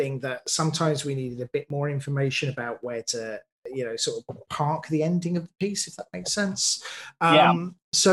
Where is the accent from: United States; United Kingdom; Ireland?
United Kingdom; I'm a British writer